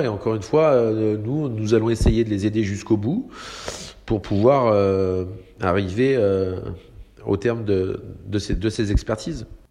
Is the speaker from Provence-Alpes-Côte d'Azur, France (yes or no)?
no; Saint-Malo, Brittany, France; je suis né à Saint-Malo. je travaille à Saint-Malo sur le domaine maritime